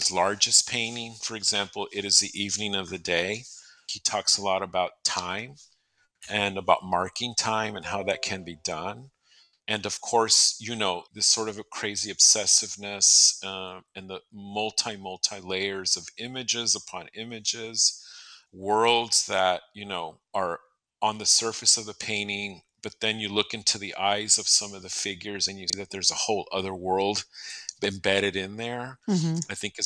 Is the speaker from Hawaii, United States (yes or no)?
no; San Diego, California, United States; now in Phoenix, United States; I grew up in San Diego